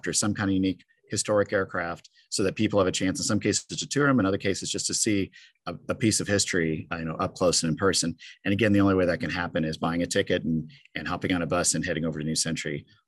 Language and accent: English; Grand Island, Nebraska, United States; I grew up outside Grand Island, Nebraska